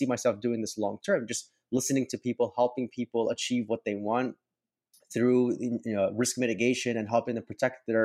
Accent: Palos Hills, Illinois, United States; I grew up in Chicago. I grew up in a suburb right outside of Orland Park. It's Palos Hills.

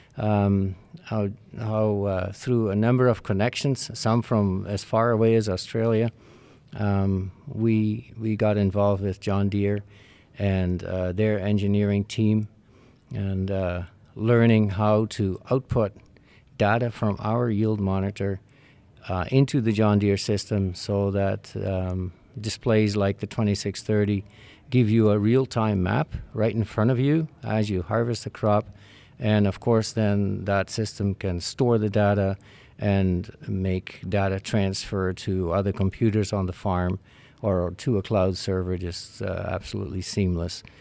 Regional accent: Netherlands; now in Canada; born and raised in the Netherlands, came to Canada in seventy-nine with, uh, my parents.

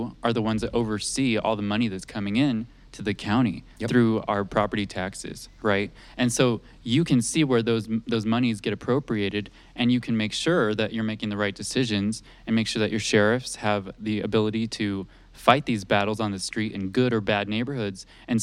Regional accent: New Mexico, United States; I'm from New Mexico. I'm a native New Mexican

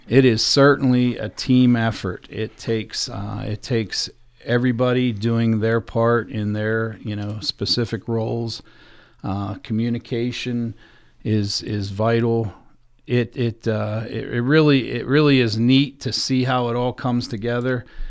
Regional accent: DuBois, Pennsylvania, United States; came back and was fortunate enough to be hired in my hometown

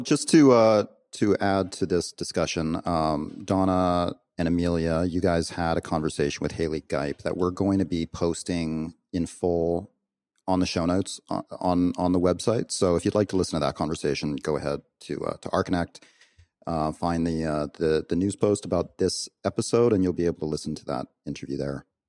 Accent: Canada; moved away; as a Canadian, um, who, who hasn't, who hasn't actually lived in Canada for a long time now

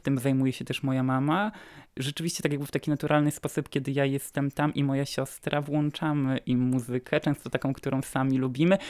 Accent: Piotrówka, Opole Voivodeship, Poland; moved away as an adult; now in Katowice, Poland; mieszkam na co dzień w Katowicach, ale pochodzę z małej wsi w województwie opolskim, wsi Piotrówka

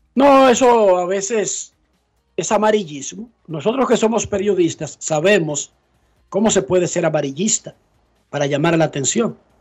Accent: Dominican Republic

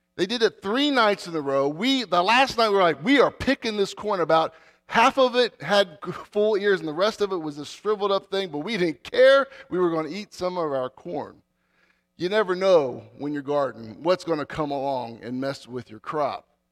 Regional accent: Dale City, Virginia, United States; I grew up in Northern Virginia. I grew up in Dale City

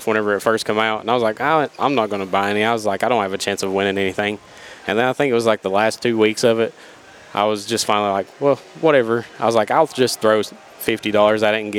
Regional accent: South Greene area, Greene County, Tennessee, United States; I grew up in the South Greene area

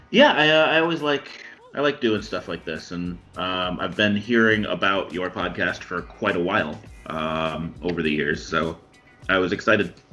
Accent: Champaign, Illinois, United States; I am originally from Champaign

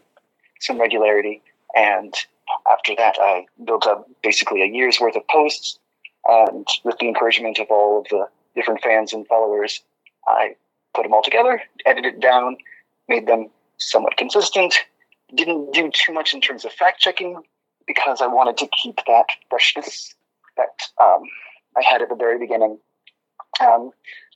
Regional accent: Maine, United States; also born or lived in Massachusetts / Minnesota / China; now in New York, United States; I was born in Maine

